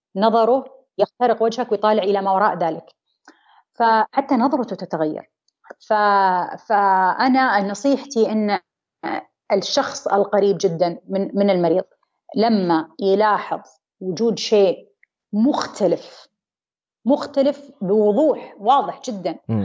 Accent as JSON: {"language": "Arabic", "country": "Saudi Arabia"}